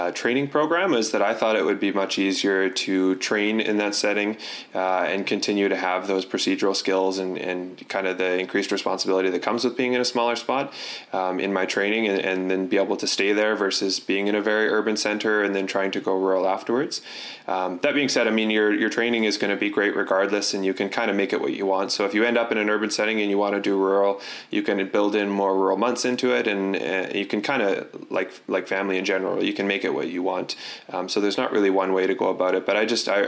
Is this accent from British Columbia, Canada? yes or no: yes; Surrey, British Columbia, Canada; now in Kamloops, Canada; I grew up in Surrey, so I grew up in an urban environment